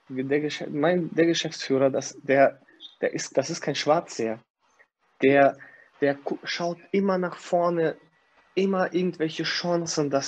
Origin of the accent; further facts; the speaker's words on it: Kazakhstan; now in Germany; Ich komme aus Kasachstan. Alter, wir haben da in äh, wir sind auf Toilette gegangen und mussten uns in die Hocke setzen